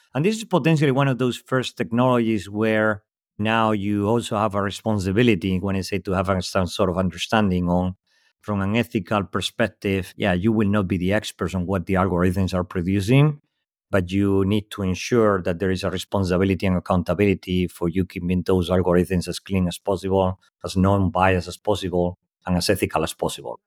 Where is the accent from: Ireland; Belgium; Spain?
Spain; English is a second language; moved away; also born or lived in Europe; As you can tell from my accent, clearly not native in English speaker, born in Spain, lived most of my life across Europe.